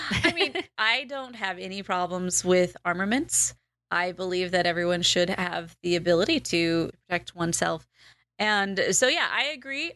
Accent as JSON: {"language": "English", "country": "United States", "tie": "born or raised there", "said": "born and bred American"}